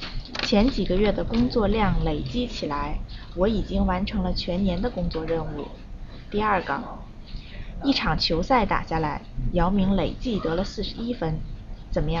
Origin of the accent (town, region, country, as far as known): China